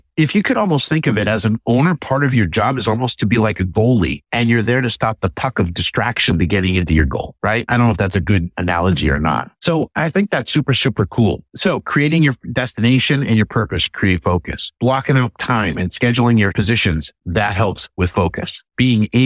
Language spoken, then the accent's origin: English; Northeast, United States; I'm from the Northeast